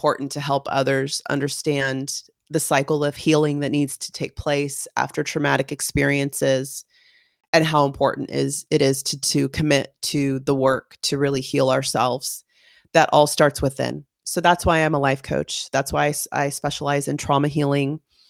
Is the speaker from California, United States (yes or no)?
yes; California, United States; I was born and raised in California. I've considered myself a little bit of a gypsy. I've moved around the United States, lived in several states and cities and towns